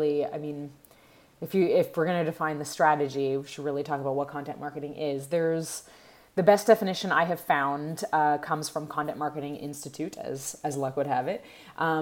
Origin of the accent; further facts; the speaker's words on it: Montreal, Quebec, Canada; I'm from Montreal